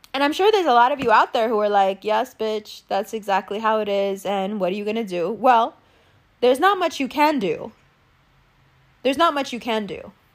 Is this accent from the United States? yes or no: no; Pakistan